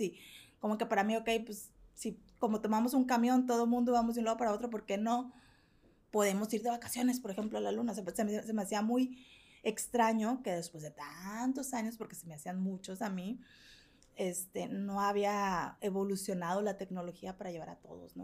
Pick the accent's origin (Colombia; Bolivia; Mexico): Mexico; yo soy mexicana